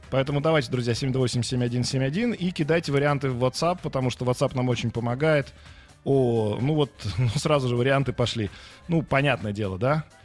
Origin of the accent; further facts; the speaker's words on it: Ivanovo, Ivanovo Oblast, Russia; я из Иванова.